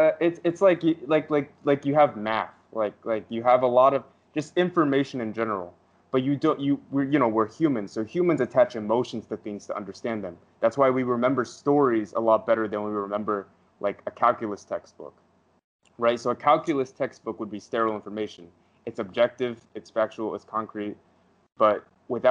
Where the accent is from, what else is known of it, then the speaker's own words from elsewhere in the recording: United States; I'm American